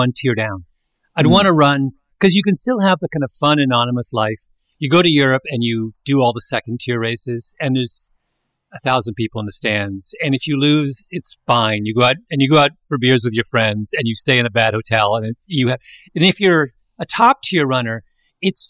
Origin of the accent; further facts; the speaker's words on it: Canada; moved away; I was a little kid growing up in Canada